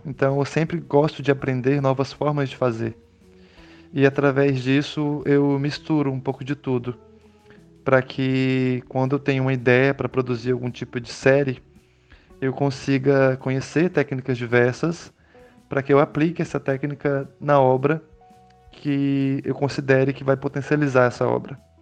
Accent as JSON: {"language": "Portuguese", "country": "Brazil", "tie": "born or raised there", "moved": "yes", "lives_now": "São Paulo coast, Brazil", "said": "Eu sou nascido no Vale do Araguaia, em região de divisa entre Goiás e Mato Grosso, cortada pelo Rio Araguaia."}